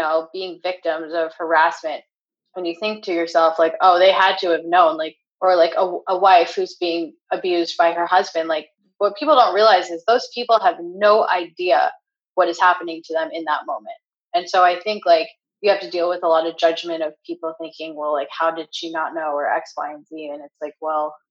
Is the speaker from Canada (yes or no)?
yes; Canada; moved away as an adult; also born or lived in New York / Los Angeles; now in California, United States; growing up in Canada